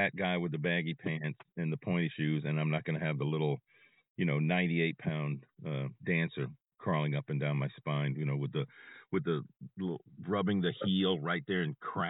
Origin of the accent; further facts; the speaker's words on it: Gonzales, Louisiana, United States; I'm from Gonzales, but I'm from outside of Gonzales.